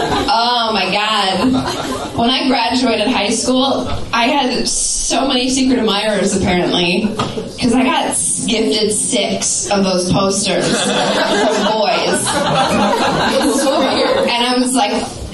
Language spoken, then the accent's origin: English; Minneapolis, Minnesota, United States; moved away; I claim Minneapolis is my hometown